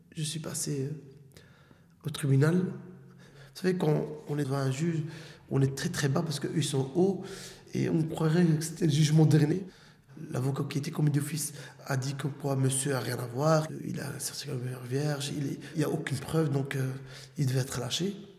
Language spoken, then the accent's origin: French; Molenbeek, Brussels-Capital Region, Belgium; j'ai grandi à Molenbeek, entre Étendard et Comte de Flandre.